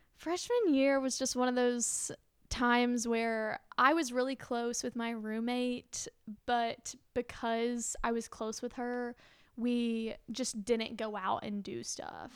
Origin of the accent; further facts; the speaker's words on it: Soddy-Daisy, Tennessee, United States; I'm from that, like, s, the small city of Saudi Daisy outside of Chattanooga